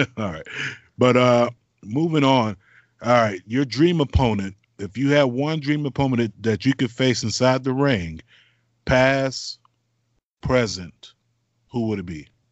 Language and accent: English; Florida, United States; moved away; my home state.